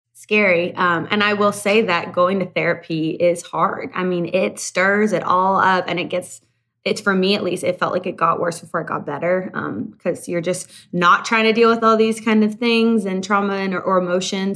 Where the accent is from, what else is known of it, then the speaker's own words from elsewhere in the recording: Canada; moved away; I'm originally from Canada and started my career up in Canada